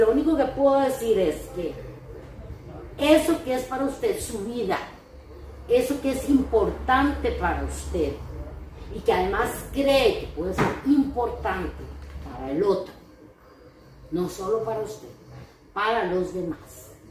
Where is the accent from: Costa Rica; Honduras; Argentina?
Costa Rica; soy costarricense